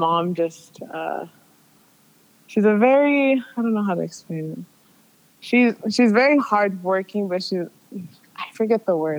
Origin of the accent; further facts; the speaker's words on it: San Jose, California, United States; I was born here in California.